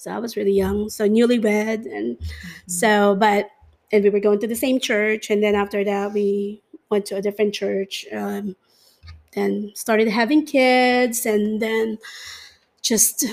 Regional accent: Manila, Metro Manila, Philippines; growing up in the Philippines, I mean, I grew up in Manila

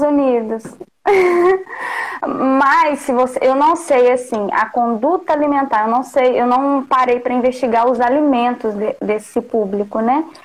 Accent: Porciúncula, Rio de Janeiro, Brazil; also born or lived in Belford Roxo / Natividade; Eu nasci em Porciúncula

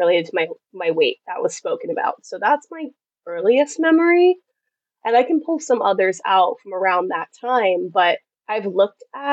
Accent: Massachusetts, United States; moved away as an adult; also born or lived in South Carolina; I'm from Massachusetts, which is very northern United States culture.

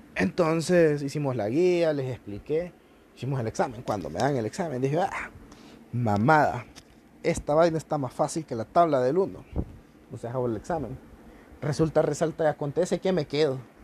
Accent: Honduras; Somos el futuro de Honduras

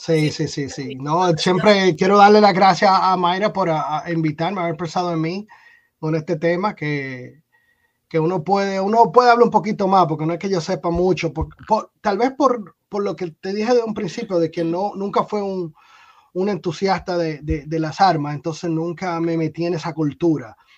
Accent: Dominican Republic; moved away as an adult; now in United States; yo había trabajado en mi país, en República Dominicana

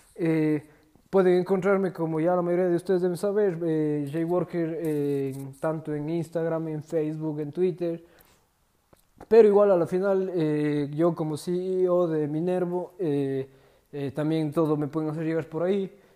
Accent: Ecuador; De momento estoy en mi país, en Ecuador

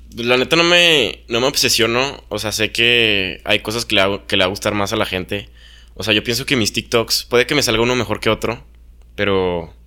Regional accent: Mexico; yo no elegí ser mexicano

